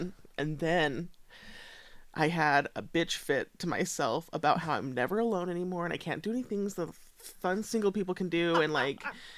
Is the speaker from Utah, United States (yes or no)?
yes; Richfield, Utah, United States; born or raised there; also born or lived in South Sevier, Utah; now in Ogden, United States